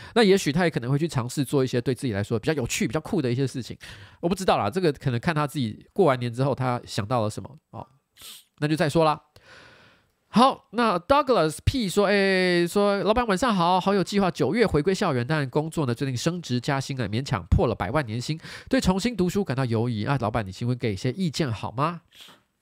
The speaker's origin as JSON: {"language": "Chinese", "town": "Bade", "region": "Taoyuan", "country": "Taiwan", "tie": "born or raised there", "said": "我是在桃园长大，我是桃园八德，桃园八德，然后我的亲戚啊，不管是八德那边啊，还是说是龙潭啊什么的，其实客家人非常多，所以我从小就常常吃客家菜"}